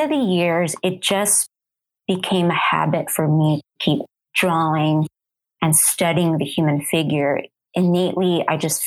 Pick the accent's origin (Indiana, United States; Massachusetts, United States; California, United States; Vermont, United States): California, United States; Southern; also born or lived in Arizona; now in Phoenix, United States; I was born and raised in Southern California, you know, currently living in Arizona.